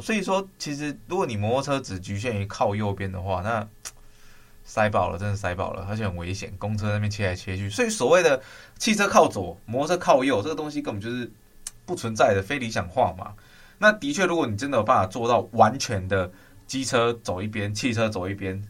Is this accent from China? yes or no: no; southern Taiwan, Taiwan; moved away; 我是南部人，我那时候回南部